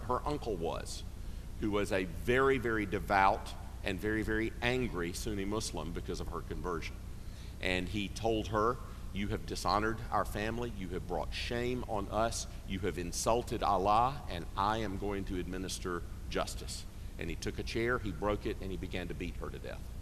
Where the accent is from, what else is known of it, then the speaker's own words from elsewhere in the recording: Greenville, South Carolina, United States; I grew up in Greenville, South Carolina